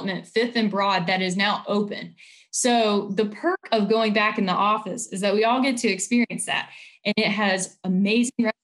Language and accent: English; High Point, North Carolina, United States; moved away as an adult; also born or lived in Ohio; now in Nashville, United States; I'm from High Point, North Carolina.